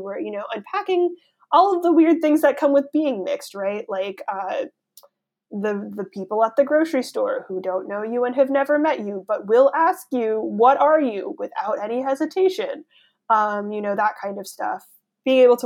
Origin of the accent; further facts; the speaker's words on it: Los Angeles, California, United States; moved away as an adult; also born or lived in San Jose, California; now in New Haven, United States; I was born in San Jose, so that's up north in California, and we moved to the Los Angeles area when I was 3